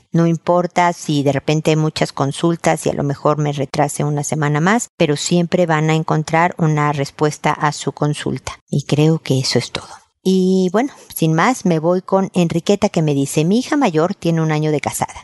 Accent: Mexico; now in Chile; yo soy mexicana, pero vivo en Chile

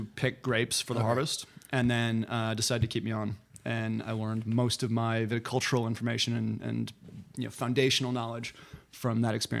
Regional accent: Illinois, United States; now in North Bay area, California, United States; I grew up in Illinois, a couple hours south of Chicago.

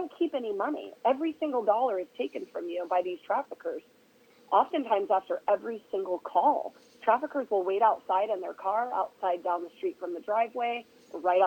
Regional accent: Oregon, United States; I'm from Oregon

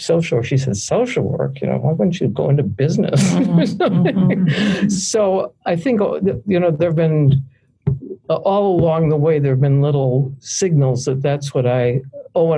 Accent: Fargo, North Dakota, United States; I grew up in Fargo, North Dakota

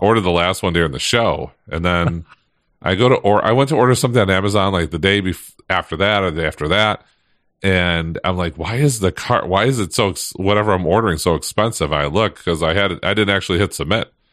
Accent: Michigan, United States; I am born and raised in Michigan, still here

